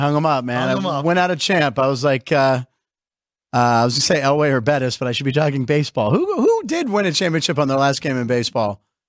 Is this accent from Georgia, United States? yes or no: no; Pittsburgh, Pennsylvania, United States; moved away; Pittsburgh, my hometown